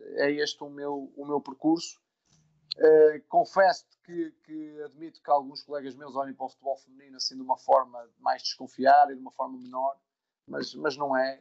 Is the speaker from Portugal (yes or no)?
yes; Amares, Norte, Portugal; also born or lived in Vila Real; eu sou de Amares, portanto, uma vila no centro do Minho